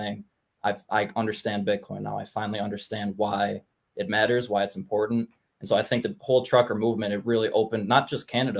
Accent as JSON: {"language": "English", "region": "New York", "country": "United States", "moved": "yes", "lives_now": "Ohio, United States", "said": "I'm in Ohio right now, which is, it's better. I'm from New York originally"}